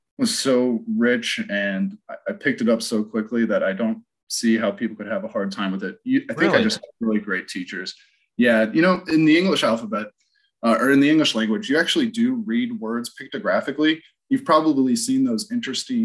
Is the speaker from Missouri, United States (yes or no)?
yes; Cottleville, Missouri, United States; I grew up in St. Joe Cottleville, out in St. Charles